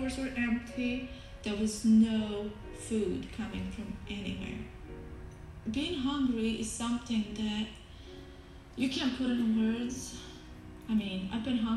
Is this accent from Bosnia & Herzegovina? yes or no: yes; Bosnia & Herzegovina; I was born and raised in Bosnia, a country torn with war, poverty, disaster, and just pure devastation